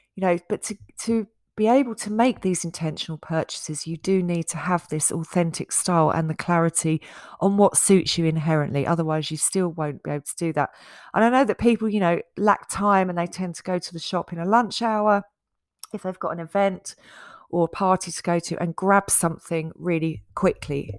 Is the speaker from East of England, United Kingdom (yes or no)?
yes; Essex, East of England, United Kingdom; when I was growing up in Essex